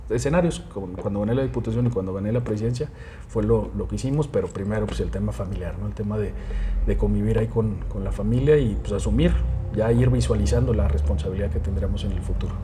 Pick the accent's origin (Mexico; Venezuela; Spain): Mexico; Fresnillo, Zacatecas; presidente municipal de mi tierra, lo logré, ser diputado local, pero sobre todo ser presidente municipal de Fresnillo